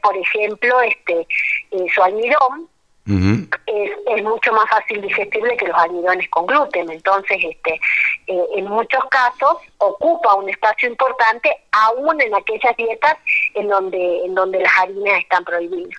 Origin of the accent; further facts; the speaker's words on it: La Quiaca, Jujuy, Argentina; also born or lived in Tilcara / Abra Pampa; Yo nací en La Quiaca, que es el pueblo que está en el límite con Bolivia. Mamá era de La Quiaca y mi papá de Tilcara, así que mi infancia y mi adolescencia han transitado entre, entre La Quebrada y La Puna